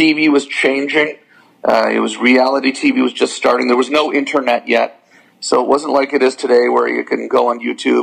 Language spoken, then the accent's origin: English; Canada; As a Canadian